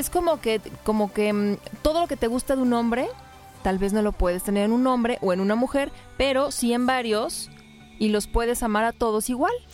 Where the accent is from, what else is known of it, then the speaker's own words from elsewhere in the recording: Puerto Rico; yo soy de Puerto Rico.